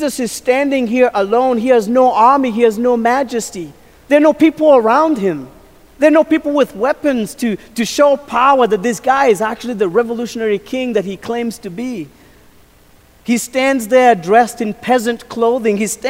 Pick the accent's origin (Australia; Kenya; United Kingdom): Kenya; moved away; As a kid, I grew up in Kenya, and I was a shepherd boy